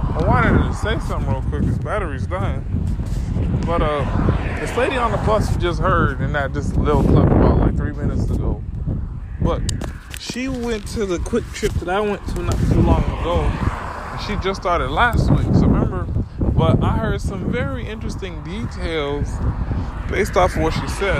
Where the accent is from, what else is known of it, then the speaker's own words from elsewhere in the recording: Miami, Florida, United States; I'm from Miami